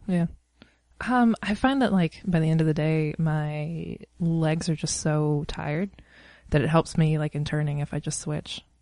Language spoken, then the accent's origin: English; East Coast, United States; moved away; I'm from the East Coast